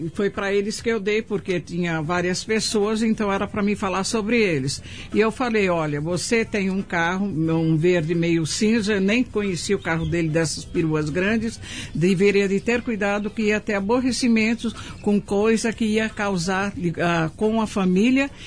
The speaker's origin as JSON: {"language": "Portuguese", "region": "São Paulo", "country": "Brazil", "tie": "born or raised there", "said": "nasci, fui criada aqui no Paraíso"}